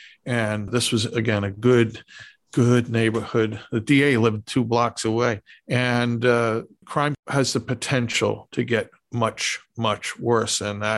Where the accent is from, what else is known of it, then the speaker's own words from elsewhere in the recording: New York City, New York, United States; growing up in New York City in the Bronx in the 1960s and 70s and 80s, and in a quote unquote good neighborhood